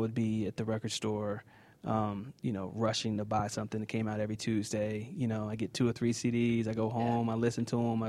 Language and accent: English; Kansas City, United States; I'm from Kansas City. Okay. Born and raised.